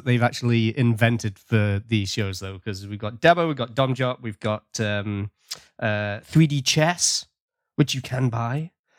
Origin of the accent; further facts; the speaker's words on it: United Kingdom; now in Nova Scotia, Canada; I'm a British expat residing in the Canadian province of Nova Scotia.